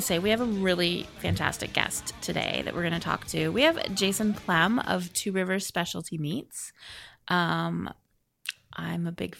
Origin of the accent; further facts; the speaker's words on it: Vancouver, British Columbia, Canada; I love Vancouver. Vancouver is my hometown. Vancouver, BC.